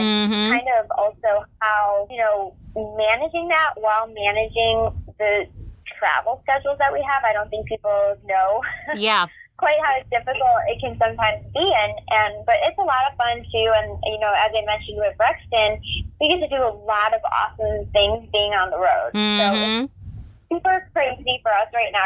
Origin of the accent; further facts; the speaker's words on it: Northwest Indiana, United States; Oh, I grew up in Northwest Indiana, and then I went to school at Purdue.